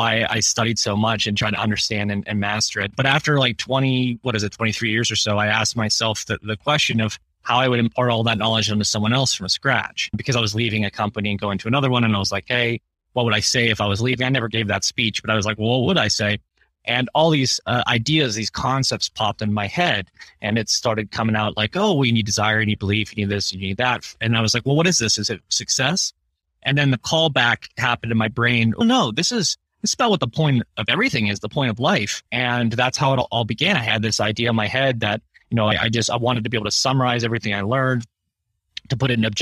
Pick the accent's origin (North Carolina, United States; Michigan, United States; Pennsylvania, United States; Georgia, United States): Pennsylvania, United States; Pittsburgh; I'm from Pittsburgh